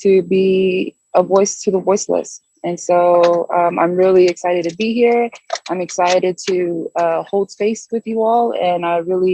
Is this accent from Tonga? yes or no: yes; Tonga; my background is I'm Tongan. I'm from the South Pacific island of Tonga